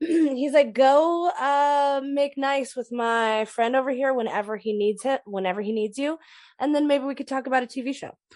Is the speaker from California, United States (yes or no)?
yes; California, United States; I grew up in California